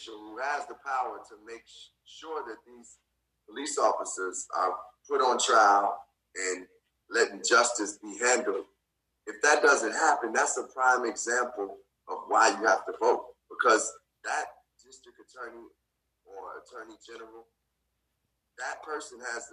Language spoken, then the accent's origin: English; Chicago, Illinois, United States; growing up in Chicago